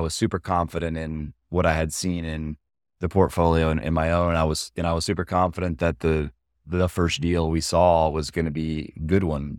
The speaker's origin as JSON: {"language": "English", "town": "Austin", "region": "Texas", "country": "United States", "tie": "born or raised there", "said": "we're both born and raised in Austin"}